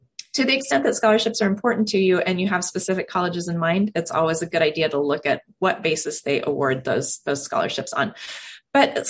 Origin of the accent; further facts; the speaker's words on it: Silicon Valley, California, United States; now in Portland, United States; I grew up in Silicon Valley